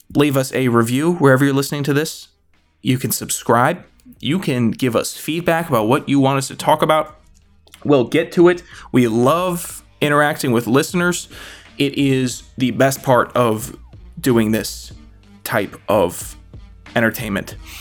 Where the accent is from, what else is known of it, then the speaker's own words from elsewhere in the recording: Virginia, United States; I'm from Virginia.